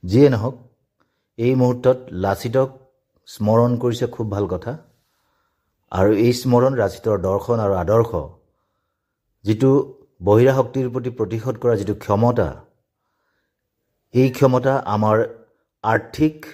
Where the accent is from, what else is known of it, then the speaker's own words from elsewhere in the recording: Assam, India; আমি অসমীয়া অসমৰ মানুহবোৰ